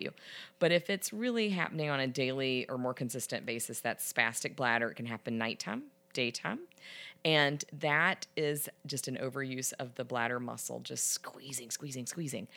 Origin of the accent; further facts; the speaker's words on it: the South, United States; I'm from the South.